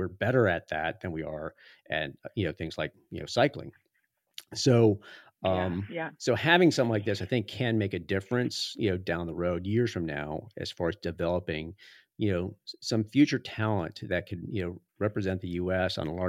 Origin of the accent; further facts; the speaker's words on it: Florida, United States; Cause I came from Florida and that was not mountain biking. That was off-road riding, a lot of sand.